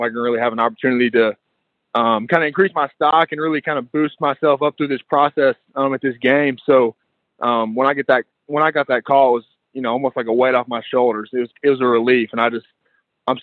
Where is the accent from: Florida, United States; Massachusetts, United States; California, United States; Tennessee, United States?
Tennessee, United States; Chattanooga; born and raised in Chattanooga.